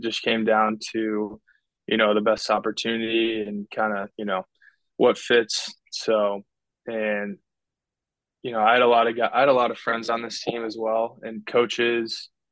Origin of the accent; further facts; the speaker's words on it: Chicago, Illinois, United States; my whole dad's side's from Ohio, and I grew up in the Chicago area